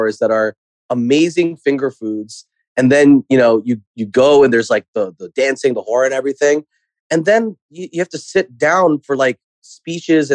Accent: United States; Thanksgiving as an American here is very important to me and my family.

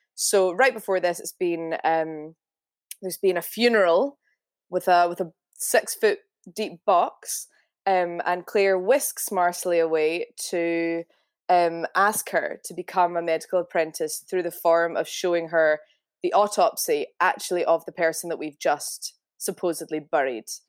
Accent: Scotland, United Kingdom; accent: Glaswegian; I'm very Scottish.

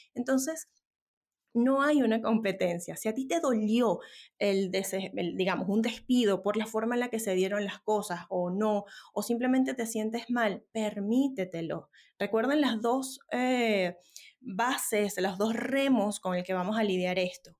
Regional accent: Venezuela; now in Santiago, Chile; yo soy venezolana y decías ahora soy vivo en Santiago de Chile, pero emigré por una situación país muy adversa

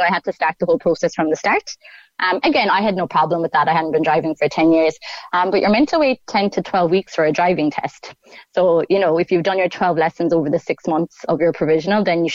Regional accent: Ireland; moved away as an adult; I'm Irish

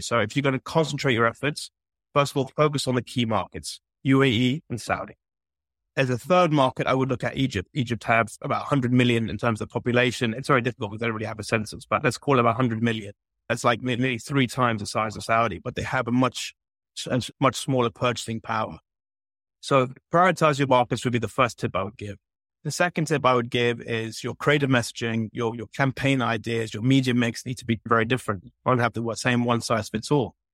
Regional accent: London, United Kingdom; moved away as an adult; now in Dubai, United Arab Emirates; I'm a Londoner. I was born in London and I was raised there

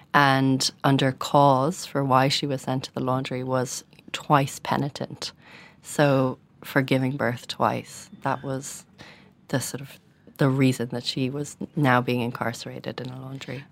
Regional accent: Dublin, Leinster, Ireland; a young woman growing up in Dublin

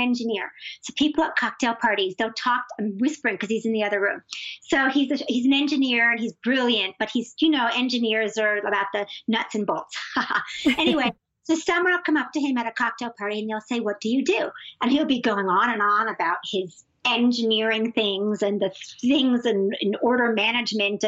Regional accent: New York, United States; I'm also a New Yorker

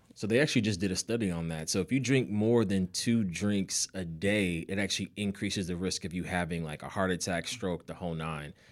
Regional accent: Nigeria; being Nigerian, I see a lot of Nigerian patients

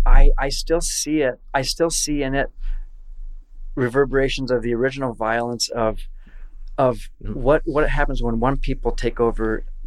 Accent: Iowa, United States; I'm from Iowa.

